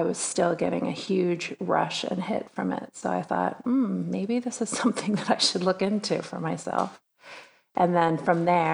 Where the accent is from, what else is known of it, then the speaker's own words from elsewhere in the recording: East Bay, San Francisco area, California, United States; I grew up in the East Bay of California, San Francisco area